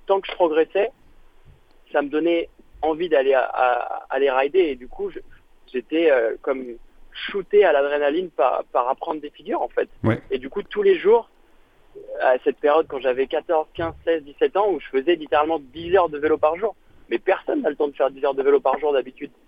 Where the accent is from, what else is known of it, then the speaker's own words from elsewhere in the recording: Paris, Île-de-France, France; also born or lived in New York, United States; je viens de Paris